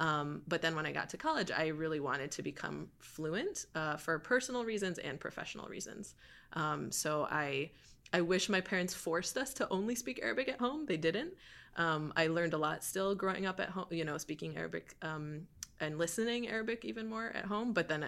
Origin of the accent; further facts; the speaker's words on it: Rochester Hills, Michigan, United States; now in Washington, DC, United States; So I was born and raised near Detroit in the suburbs, a place called